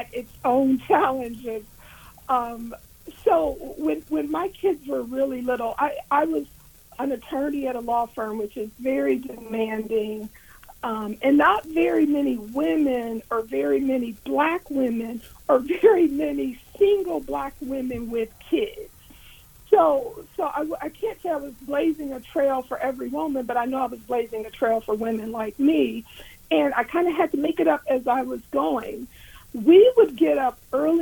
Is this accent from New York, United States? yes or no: no; Warren, Ohio, United States; moved away as an adult; also born or lived in Washington, D.C.; now in Columbus, United States; I am originally from Warren, Ohio